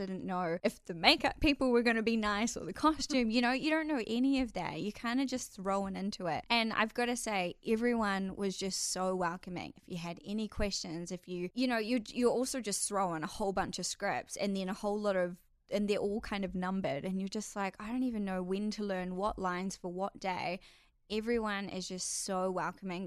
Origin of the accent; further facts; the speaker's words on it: Whangamata, Waikato, New Zealand; moved away as an adult; I actually grew up in a little coastal town on the Coromandel called Whangamata.